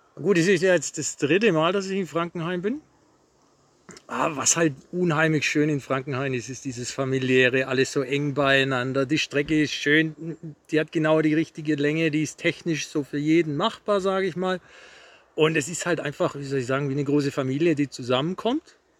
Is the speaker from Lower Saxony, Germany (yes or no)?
no; Rot am See, Baden-Württemberg, Germany; Ich komme aus Rot das ist so ganz grob zwischen Stuttgart, Nürnberg, Ulm, Würzburg, Kreuz A6, A7